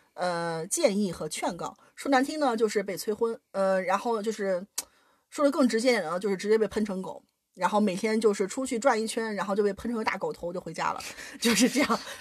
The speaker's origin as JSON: {"language": "Chinese", "region": "Shanxi", "country": "China", "moved": "yes", "lives_now": "Germany", "said": "我是山西人，"}